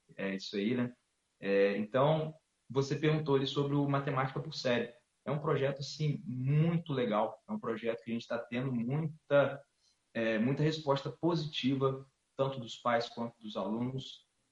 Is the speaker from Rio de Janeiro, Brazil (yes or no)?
yes; Campos dos Goytacazes, Rio de Janeiro, Brazil; sou natural de Campos Goitacazes, é uma cidade no interior do estado do Rio de Janeiro